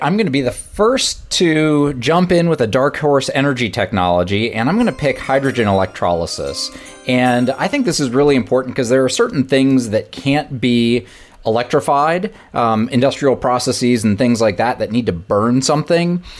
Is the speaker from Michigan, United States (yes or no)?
yes; outside of the Detroit area, Michigan, United States; where I grew up outside of the Detroit area